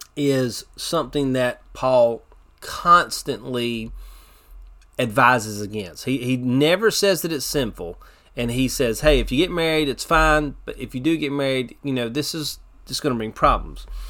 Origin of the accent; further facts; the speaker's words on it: United States; as American Christians